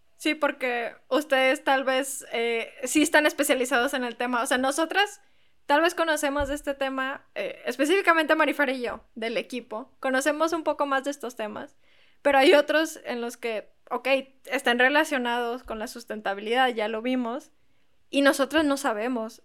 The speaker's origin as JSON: {"language": "Spanish", "town": "Monterrey", "region": "Nuevo León", "country": "Mexico", "said": "todos los del equipo de Plan Acto hasta ahorita somos de Monterrey y aquí vivimos"}